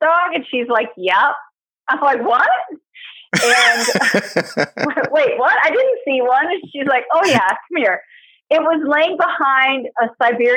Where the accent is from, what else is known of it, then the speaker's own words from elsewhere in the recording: Detroit, Michigan, United States; also born or lived in Livonia, Michigan; I was born and raised in Detroit and moved to Livonia about 2002